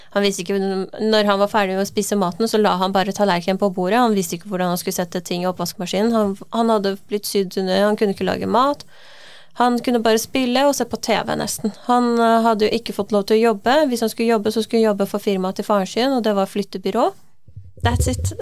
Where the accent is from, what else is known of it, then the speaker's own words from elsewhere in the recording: Iran; now in Norway; Selv er jeg jo fra Iran, jeg er født og oppvokst der.